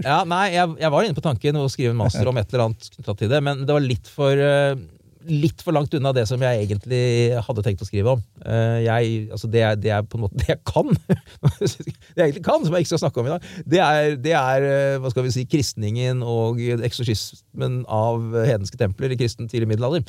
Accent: Indre Østfold, Norway; also born or lived in Frogner, Oslo; Jeg er jo fra Indre Østfold. Og da jeg vokste opp, så var det fortsatt én TV-kanal i Norge, men vi østfoldinger hadde jo den fordelen at vi fikk inn svensk TV

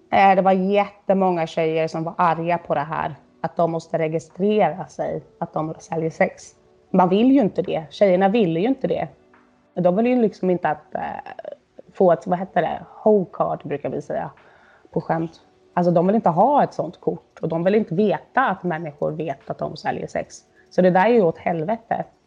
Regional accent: Sweden; now in Berlin, Germany

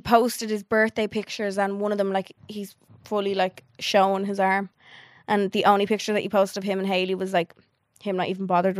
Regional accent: Dublin, Ireland; also born or lived in Canada

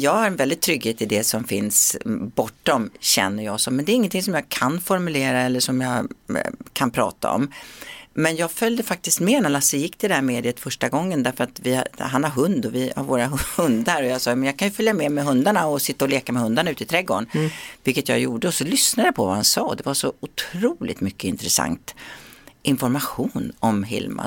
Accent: Sweden; moved away as an adult; svensken i mig frodas när jag, när jag är hemma i Sverige

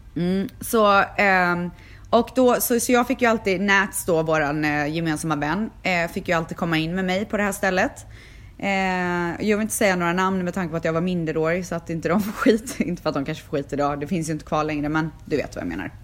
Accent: Sweden; moved away as an adult; now in Los Angeles, United States; jag är frisör, jag är från Sverige

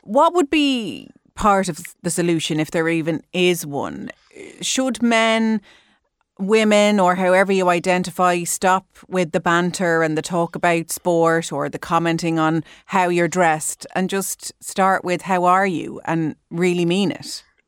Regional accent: Ireland; we're Irish

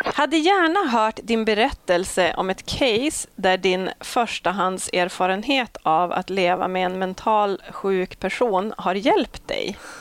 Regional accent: Malå, Västerbotten County, Sweden; Jag är ju från Västerbottens inland, en eh, superliten kommun mm. Eh, som heter Malå

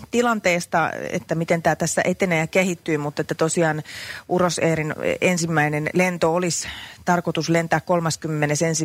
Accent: Tampere, Pirkanmaa, Finland

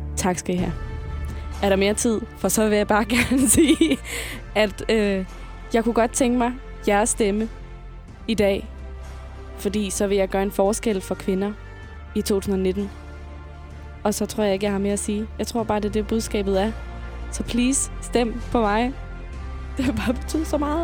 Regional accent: Funen, Southern Denmark, Denmark; moved away as an adult; now in Copenhagen, Denmark; Hele mit liv, der har jeg boet på Fyn. Nu er jeg flyttet til København

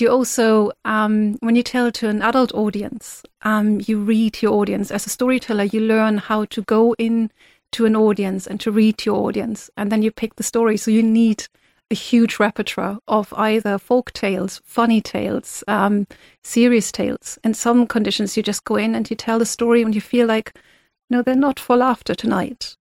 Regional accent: Germany; moved away as an adult; now in Ireland; I'm originally from Germany

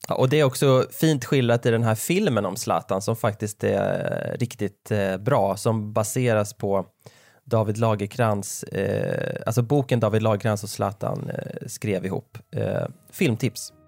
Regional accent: Nora, Örebro County, Sweden; Stadsskogsvägen 17B i Nora där jag växte upp

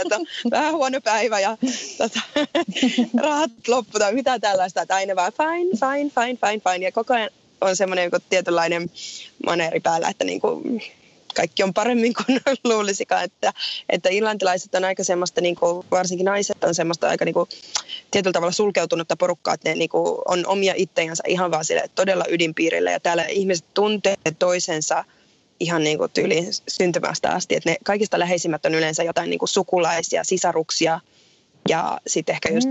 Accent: Finland; moved away as an adult; also born or lived in Dublin, Ireland / South England, United Kingdom; now in Killarney, Ireland

